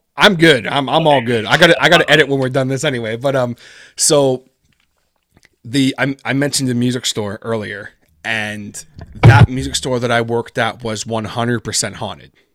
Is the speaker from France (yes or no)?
no; Peterborough, Ontario, Canada; first language English; my hometown here in Peterborough, Ontario